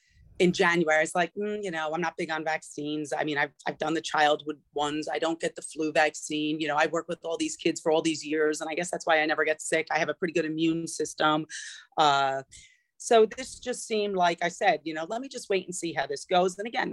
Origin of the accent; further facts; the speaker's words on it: Connecticut, United States; So I did find another teaching job and I worked in Connecticut, which is where I'm from.